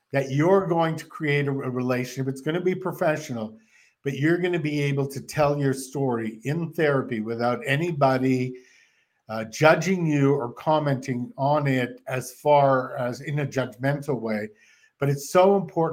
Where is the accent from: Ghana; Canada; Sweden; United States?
Canada; moved away; I'm from Canada